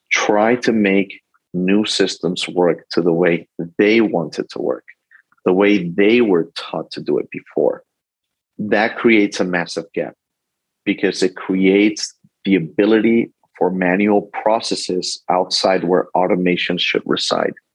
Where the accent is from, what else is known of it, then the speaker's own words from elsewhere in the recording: Spain; moved away; Um, I'm originally from Spain. I lived all over the world due to my dad's life.